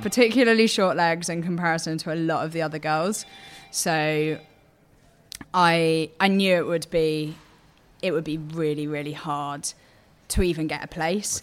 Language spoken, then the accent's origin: English; Portsmouth, South East England, United Kingdom; I grew up in Portsmouth